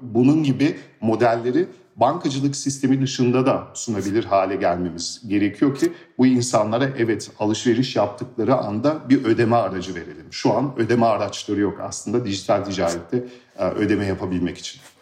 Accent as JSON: {"language": "Turkish", "country": "Germany", "tie": "born or raised there", "moved": "as an adult", "lives_now": "Turkey", "said": "Almanya'da doğdum büyüdüm ve 2013 yılında İSKO'yu kurmak için Türkiye'ye geldim."}